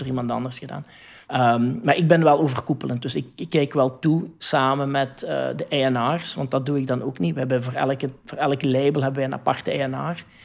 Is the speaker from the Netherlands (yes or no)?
no; Hasselt, Flanders, Belgium; PXL bijvoorbeeld bij ons in Hasselt